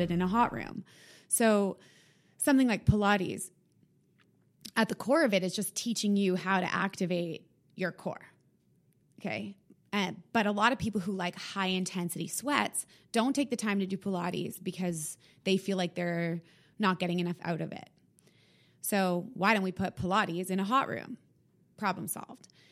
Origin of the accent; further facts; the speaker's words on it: Winnipeg, Manitoba, Canada; now in Toronto, Canada; I'm from Winnipeg